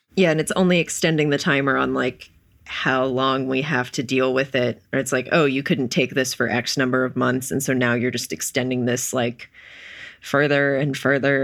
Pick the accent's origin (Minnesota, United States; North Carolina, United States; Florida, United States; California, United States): North Carolina, United States; Wilmington; I'm from Wilmington, North Carolina